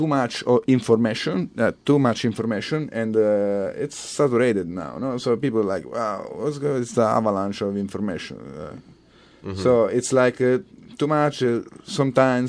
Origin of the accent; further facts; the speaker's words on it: Sant'Alfio, Sicily, Italy; English is a second language; moved away; in my hometown, yes, Sant'Alfio